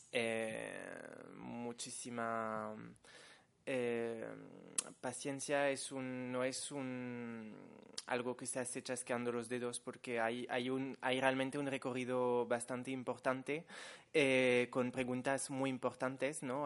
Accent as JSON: {"language": "Spanish", "country": "France", "said": "soy una chica francesa de 23 años"}